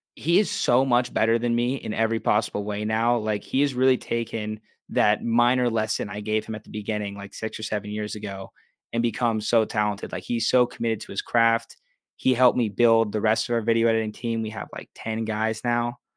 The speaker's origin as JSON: {"language": "English", "town": "Pittsburgh", "region": "Pennsylvania", "country": "United States", "tie": "born or raised there", "also_born_or_lived": "Los Angeles", "moved": "as an adult", "said": "And I just love Pittsburgh. This is my hometown."}